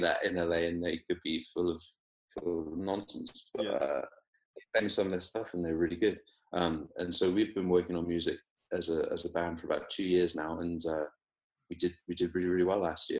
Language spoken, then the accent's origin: English; Weymouth, South West England, United Kingdom; moved away as an adult; also born or lived in Oxford / London / Palo Alto, California; now in Los Angeles, United States; I, I grew up in Weymouth in Dorset